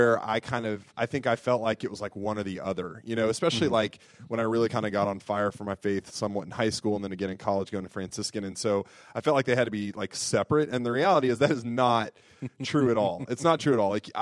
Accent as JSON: {"language": "English", "region": "the South", "country": "United States", "tie": "born or raised there", "said": "growing up in the South"}